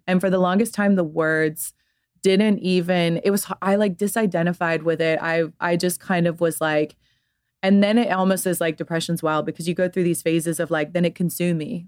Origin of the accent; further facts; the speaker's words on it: Atlanta, Georgia, United States; also born or lived in London; grew up in Atlanta, Georgia